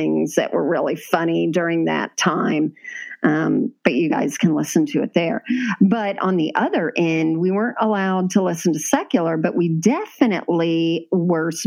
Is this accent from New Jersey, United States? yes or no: no; Florida, United States; We grew up in Florida